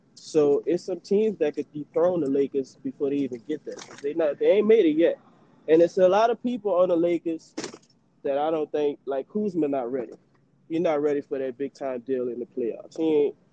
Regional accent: New Orleans, Louisiana, United States; now in Houston, United States; I'm a New Orleans native. I'm from New Orleans

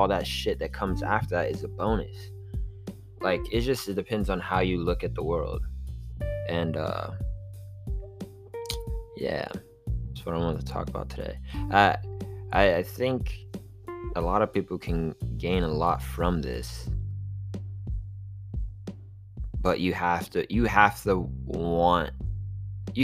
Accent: Miami Beach, Florida, United States; growing up on South Beach

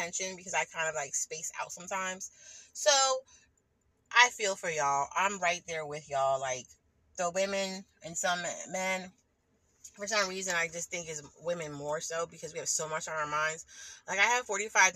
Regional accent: New Jersey, United States; I'm from New Jersey

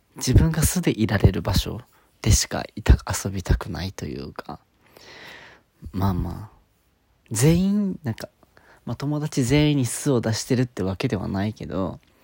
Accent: Okinawa, Japan; 沖縄出身なんですけど

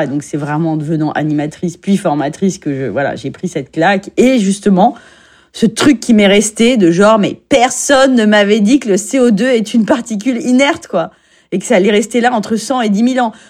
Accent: Paris, Île-de-France, France; born there; J'habite à Agnières-sur-Seine et je suis née à Paris, donc je suis une Parisienne.

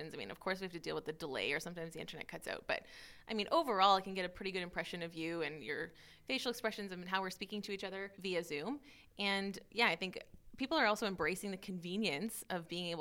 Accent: Canada; now in Maastricht, Netherlands; I am Canadian, classical pianist. I live in Maastricht here.

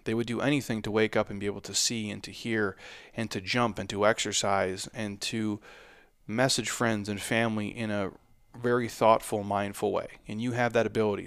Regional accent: United States; I'm an American

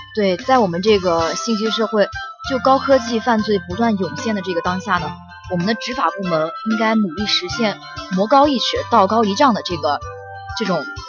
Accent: China; 我们中国人

